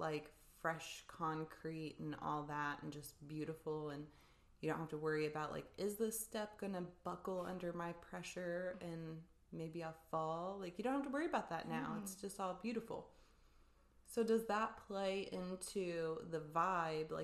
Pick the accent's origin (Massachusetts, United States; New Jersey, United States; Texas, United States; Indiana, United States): Indiana, United States; we're from Indiana